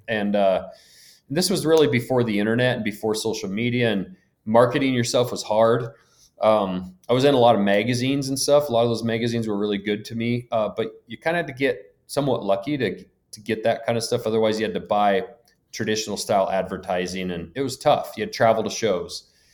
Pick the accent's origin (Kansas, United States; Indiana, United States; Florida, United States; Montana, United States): Montana, United States; Lincoln; I grew up in Lincoln, Montana, small town on the edge of the Bob Marshall Wilderness